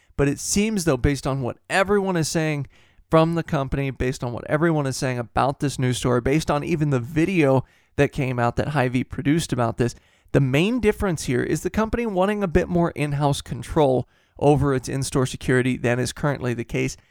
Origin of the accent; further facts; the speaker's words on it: Midwest, United States; growing up in the Midwest